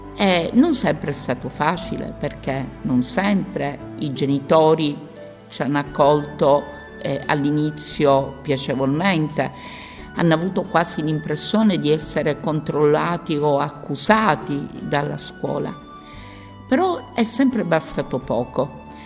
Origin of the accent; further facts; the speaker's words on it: Palermo, Sicily, Italy; vengo dalla Sicilia, da Palermo